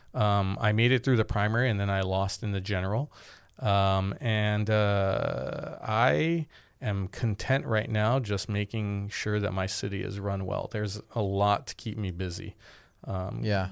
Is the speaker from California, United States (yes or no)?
yes; Glendale, California, United States; also born or lived in Boston; I grew up in Glendale, so I saw um, my city changing